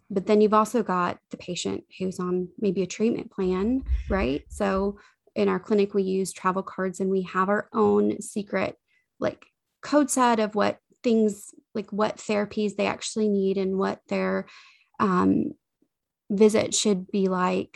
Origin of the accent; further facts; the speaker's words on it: the South, United States; we are from the South